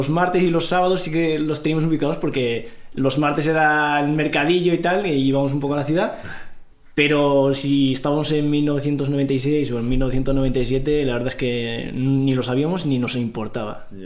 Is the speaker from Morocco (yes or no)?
yes; Risana, Tanger-Tetouan-Al Hoceima, Morocco; vengo de Marruecos, eh, exactamente de un pueblo a un pueblo rural, al norte de Marruecos, está eh, está Larache, bueno, pues yo vivía en un pueblo rural, Risana